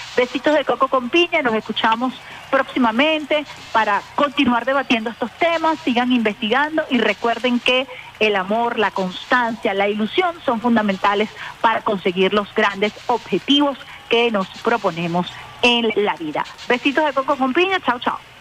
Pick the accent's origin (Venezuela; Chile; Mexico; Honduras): Venezuela